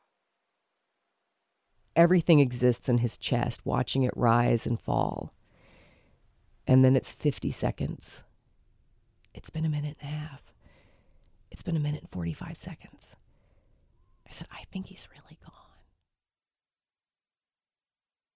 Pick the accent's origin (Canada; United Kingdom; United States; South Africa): United States; the South, Southern United States; like good Southern women